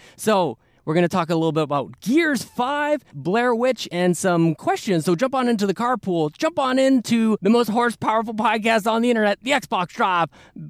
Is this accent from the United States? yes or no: no; Canada; we make no apologies for being Canadian